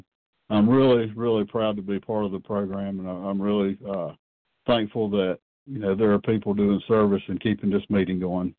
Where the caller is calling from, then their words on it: North Carolina, United States; I'm a compulsive overeater, and I'm calling from North Carolina.